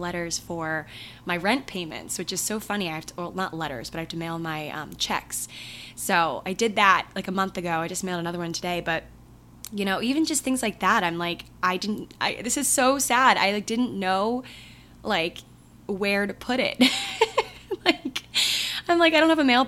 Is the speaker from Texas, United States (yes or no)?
no; hometown of Merriweather Post Pavilion, Maryland, United States; moved away; Meriwether Post Pavilion, which is a very popular concert venue in my hometown